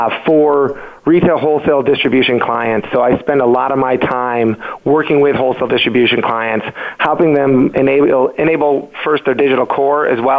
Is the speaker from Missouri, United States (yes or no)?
no; Grand Rapids, Michigan, United States; I am currently in Bridgewater, New Jersey today, but I'm from Grand Rapids, Michigan.